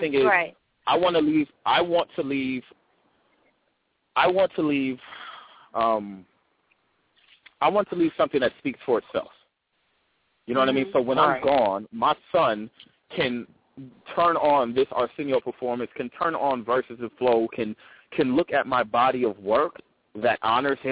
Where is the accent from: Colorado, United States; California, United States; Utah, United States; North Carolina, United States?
California, United States; Oakland; I'm from Oakland. I'm in the Bay Area.